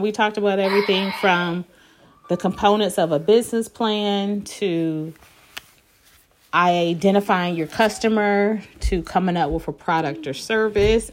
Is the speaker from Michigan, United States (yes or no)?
yes; Detroit, Michigan, United States; moved away as an adult; I was back in my hometown, Detroit